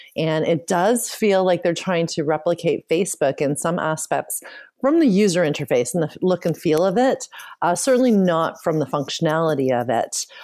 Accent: Canada; I was born and raised in Canada

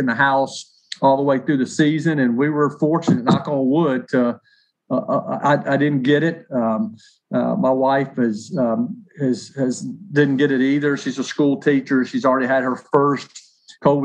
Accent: Nashville, Tennessee, United States; work in my hometown covering an NFL team

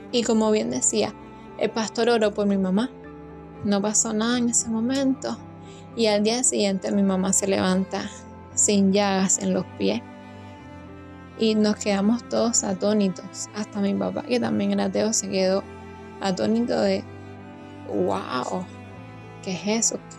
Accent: Havana, Cuba; Soy de La Habana, Cuba.

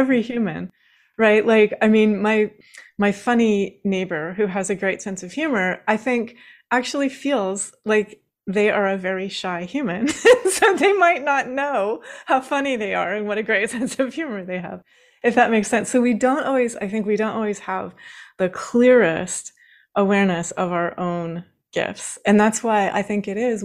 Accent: Washington, United States; I grew up in Washington State

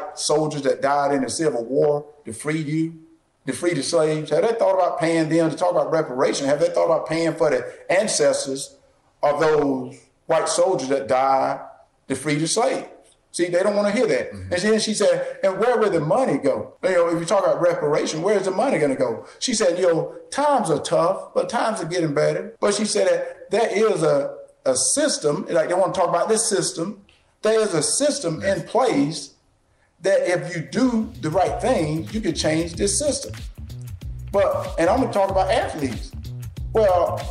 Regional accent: the South, United States; I grew up in the South

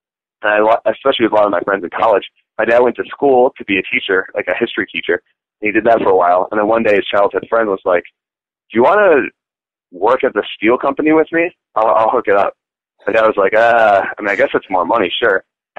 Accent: Orland Park, Illinois, United States; also born or lived in Maryland; So it'd be like, I was born in Illinois, and then we moved to Maryland. And then by the time I think I was getting to like preschool or something, where I started finally making friends, then we moved to Illinois, like Orland Park, Illinois.

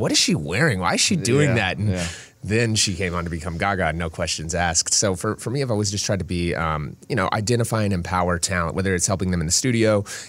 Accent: Minnesota, United States; I grew up out here in Minnesota and I remember listening to him

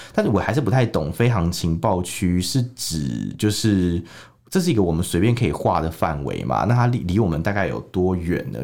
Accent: Taiwan; moved away as an adult; also born or lived in Shanghai; 我说台湾人

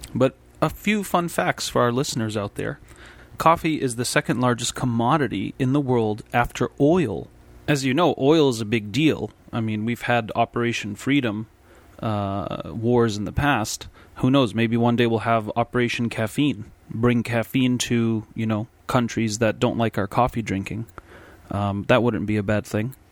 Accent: United States; as an American and here in the United States

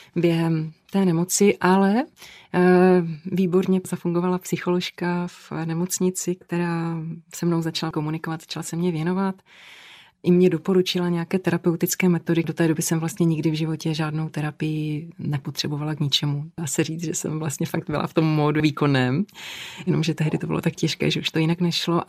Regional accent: Kopřivnice, Moravian-Silesian Region, Czechia; v Kopřivnici, odkud pocházím

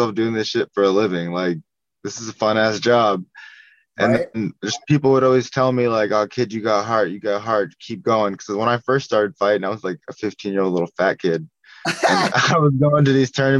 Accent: small town near Woodland, California, United States; I'm from Dunedin, California, like a small-ass town

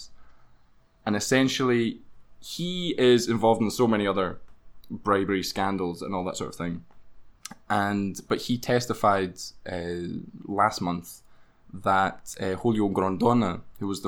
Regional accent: Glasgow, Scotland, United Kingdom; now in Brazil; growing up in Glasgow as a good Catholic boy

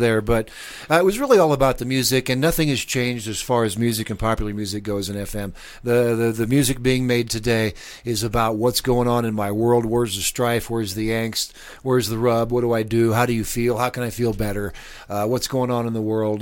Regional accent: Lincoln, Nebraska, United States; moved away as an adult; also born or lived in Miami / New Mexico; now in Albuquerque, United States; I grew up in Lincoln. I spent the first twenty-two years there

